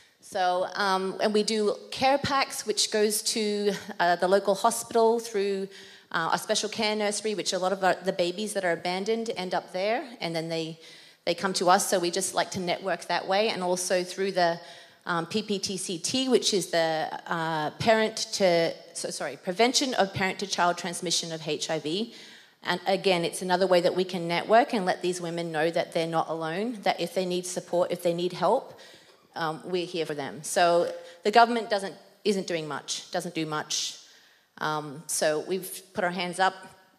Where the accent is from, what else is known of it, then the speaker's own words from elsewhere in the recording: Papua New Guinea; accent: Australian; I guess my Australian accent might come out, because when I'm more nervous up front, then it's just going to change. Otherwise, it's quite an international accent that I have. I grew up in Papua New Guinea, so in an international school, boarding school